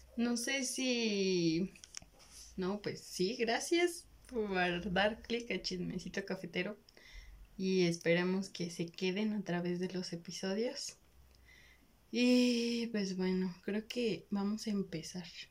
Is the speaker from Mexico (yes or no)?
yes; Mexico; somos de México